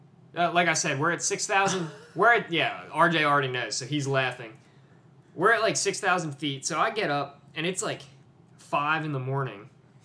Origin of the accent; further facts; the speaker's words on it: East Coast, United States; I'm from the East Coast. It is practically lunchtime where I'm from